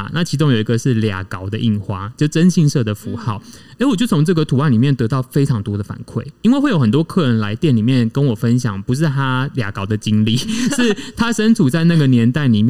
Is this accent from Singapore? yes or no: no; Tainan, Taiwan; also born or lived in Taichung / Beijing / Shanghai / Bangkok; 我其实就是在国宅长大的小孩。我是在呃，因为我就住台南嘛，然后那个我爸妈结婚的时候，他们就搬到南区去住了，所以我从小就是住新兴国宅，哦，在那个呃东中华南路上面。